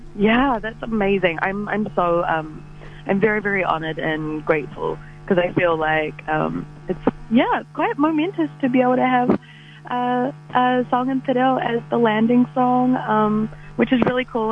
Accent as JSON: {"language": "English", "town": "Port Waikato", "region": "Waikato", "country": "New Zealand", "said": "I am from Port Waikato"}